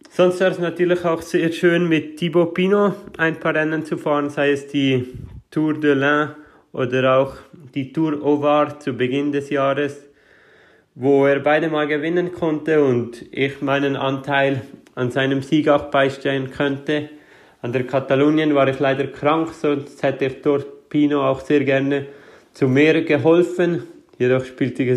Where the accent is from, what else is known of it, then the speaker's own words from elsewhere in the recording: Switzerland; Diese endete am Schlusswochenende in meiner Heimat, also vor der, vor der Haustür, wo ich geboren bin.